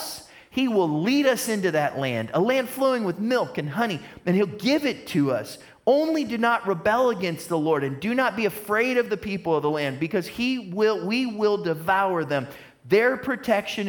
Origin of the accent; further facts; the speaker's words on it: United States; I'm an American